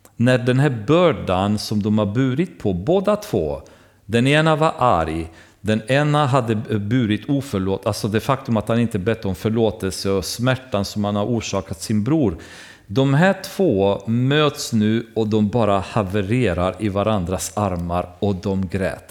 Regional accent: Romania; now in Sweden; när jag växte upp i baptistkyrkan i Rumänien

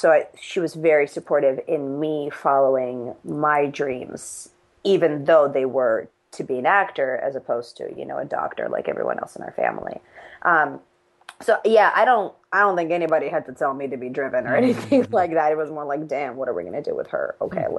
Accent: United States; But when I'm in Russia, I'm not quite from Russia because I grew up in America.

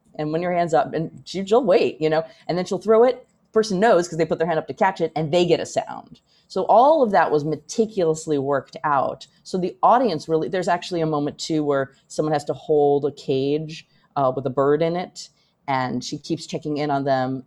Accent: United States; as an American

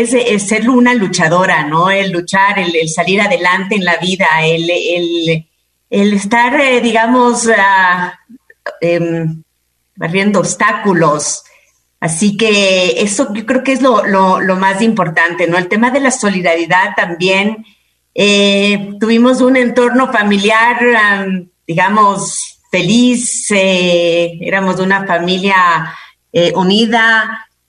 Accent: Quito, Pichincha, Ecuador; yo soy quiteña

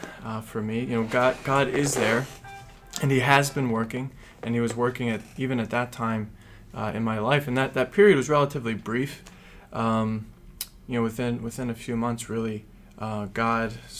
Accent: Pittsburgh, Pennsylvania, United States; moved away as an adult; now in Philadelphia, United States; I'm actually from the Pittsburgh Diocese

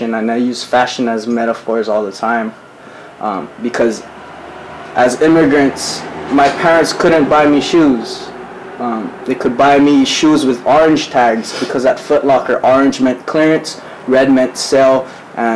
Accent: Ewa Beach, Hawaii, United States; I'm from Evo Beach on the hood

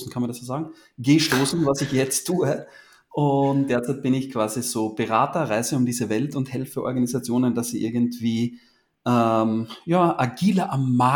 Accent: Austria; Und wie man hört, ich komme aus Österreich.

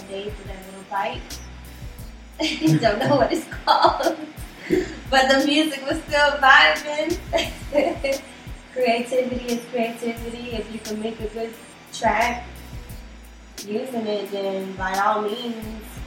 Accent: Miami, Florida, United States; I grew up in Miami for most of my life

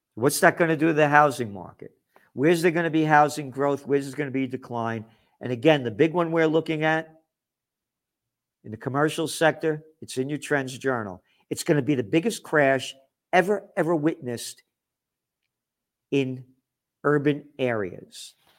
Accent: United States; I'm an American

